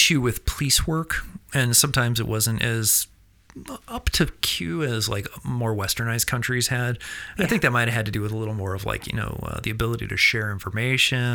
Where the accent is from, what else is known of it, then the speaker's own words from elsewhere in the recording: Missouri, United States; I'm from Missouri